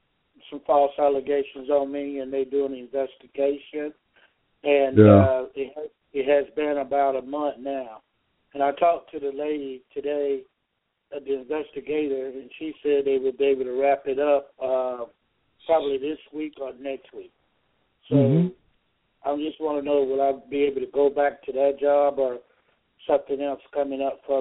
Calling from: Georgia, United States; calling from Georgia.

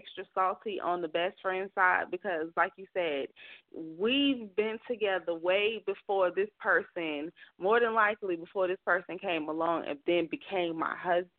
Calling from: Alabama, United States; calling from Alabama.

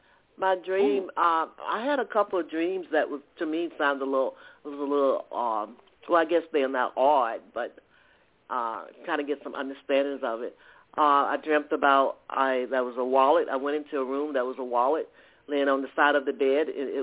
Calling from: Atlanta, Georgia, United States; calling from Georgia.

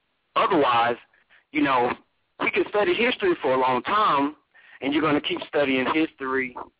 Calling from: Atlanta, Georgia, United States; Can you hear me? Can you hear me clearly? I'm calling from Atlanta, bro.

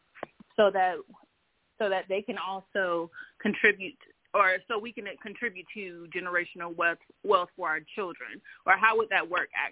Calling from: Jacksonville, Florida, United States; I'm calling in from Jacksonville, Florida as well.

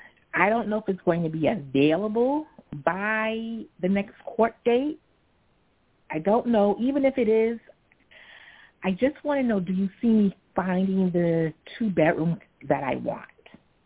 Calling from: New York City, New York, United States; I'm calling from New York City.

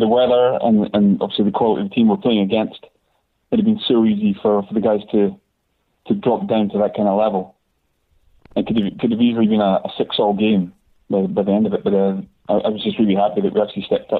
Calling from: Scotland, United Kingdom; It's … from Scotland.

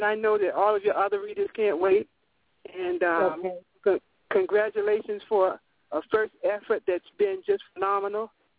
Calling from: Florida, United States; By the way, I'm calling from Florida.

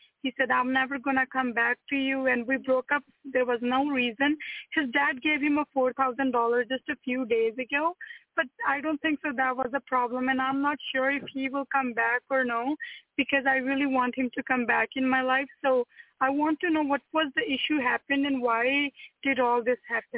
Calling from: Manitoba, Canada; And I'm calling from Manitoba.

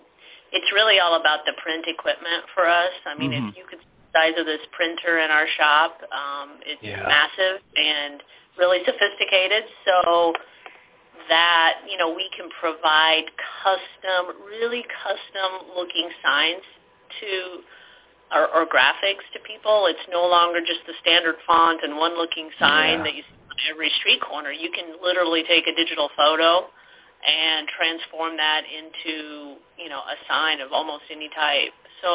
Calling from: Liberty, Missouri, United States; We're in Liberty, Missouri, just 15 minutes north of Kansas City.

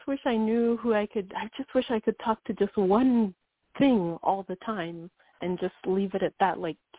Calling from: Wyoming, United States

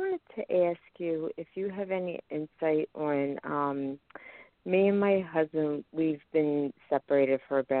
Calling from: Pennsylvania, United States

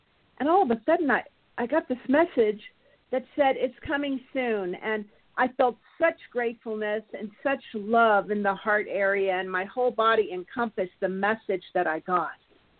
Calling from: California, United States; This is … from California.

